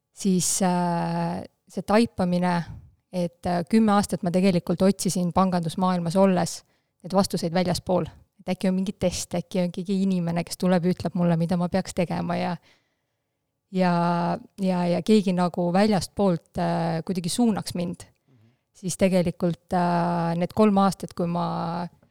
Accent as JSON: {"language": "Estonian", "town": "Haapsalu", "region": "Lääne County", "country": "Estonia", "first_language": "Russian", "second_language": "Estonian", "said": "mina olen pärit väiksest linnast, Haapsalust, ja tegelikult täiesti äh, venekeelsest perest"}